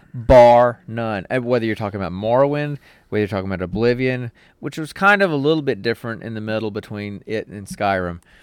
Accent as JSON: {"language": "English", "country": "United States", "said": "I'm old and I'm American"}